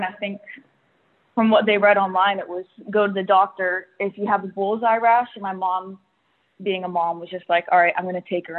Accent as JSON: {"language": "English", "region": "North Carolina", "country": "United States", "tie": "born or raised there", "said": "So growing up in North Carolina, they weren't used to the East Coast being a huge hotspot for ticks."}